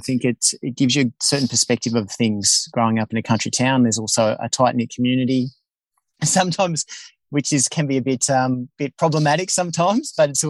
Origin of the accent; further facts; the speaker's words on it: Leeton, New South Wales, Australia; moved away as an adult; also born or lived in Inverell, New South Wales / Mount Isa, Queensland / Melbourne; now in Sunshine Coast, Australia; Mum and Dad ended up getting full-time employment and we sort of end up growing up in Leeton. I think we did the other half of Australia at some point before I started school, but Leeton sort of became the little home there in southwestern New South Wales